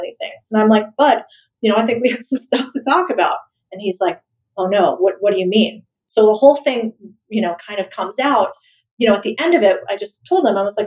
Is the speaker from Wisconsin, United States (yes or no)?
no; Arizona, United States; moved away; also born or lived in El Paso, Texas; we grew up in Arizona